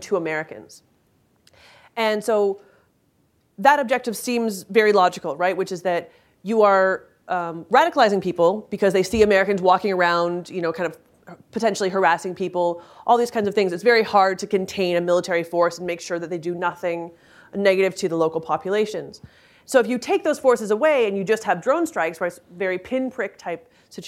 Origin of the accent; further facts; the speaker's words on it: Canada; I'm Canadian